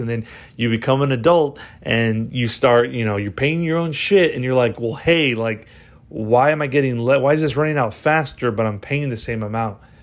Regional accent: Texas, United States; my home state, you know, Texas

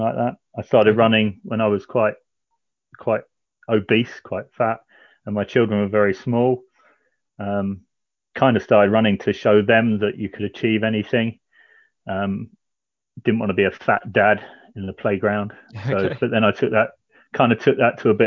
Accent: Canterbury, South East England, United Kingdom; moved away as an adult; also born or lived in Faversham; now in Portchester, United Kingdom; I'm Porchester way now, but I was born and lived in Canterbury for quite a few years

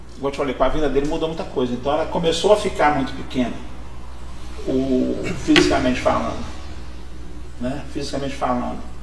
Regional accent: Barra Mansa, Rio de Janeiro, Brazil; also born or lived in Belo Horizonte; now in Pouso Alegre, Brazil; Sou de Barra Mansa, nascido lá em 67

